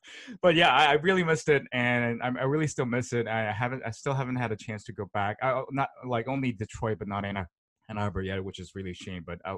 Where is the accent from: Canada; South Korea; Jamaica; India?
South Korea; moved away as an adult; also born or lived in Pittsburgh, Pennsylvania, United States / New York, United States / Michigan, United States; now in Tokyo, Japan; So I was born in Korea, raised in Pittsburgh, and then I went back to Korea while I was in elementary school, and then basically grew up there. I finished until college, and from grad school I'm back to the States.